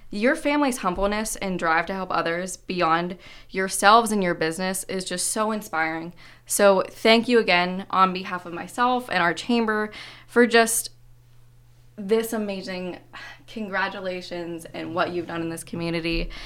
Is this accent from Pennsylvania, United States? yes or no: yes; Johnstown, Pennsylvania, United States; moved away; I'm from Johnstown originally